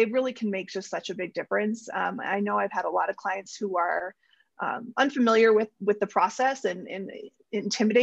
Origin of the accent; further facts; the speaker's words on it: Cleveland, Ohio, United States; moved away; I'm from Cleveland